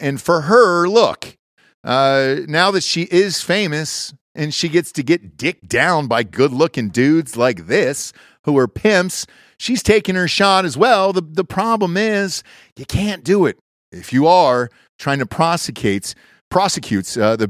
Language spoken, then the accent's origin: English; Georgia, United States; I'm from Georgia.